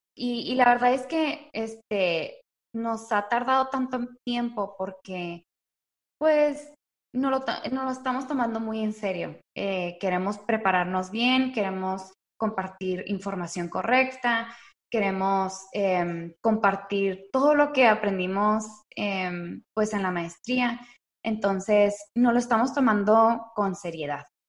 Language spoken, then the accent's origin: Spanish; Chihuahua, Mexico; moved away as an adult; also born or lived in Delicias, Chihuahua, Mexico; now in Dallas, United States; nací en la ciudad de, Delicias, pero crecí en la ciudad de Chihuahua. Y viví ahí hasta los 18 años.